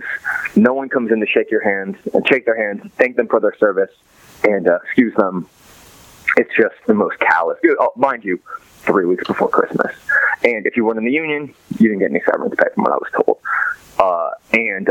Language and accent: English; Los Angeles, California, United States; I'm from Los Angeles